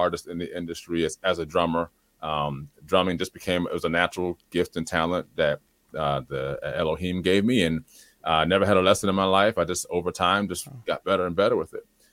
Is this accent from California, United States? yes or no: no; Trenton, New Jersey, United States; moved away as an adult; now in Delaware, United States; I was born and raised in Trenton, the capital city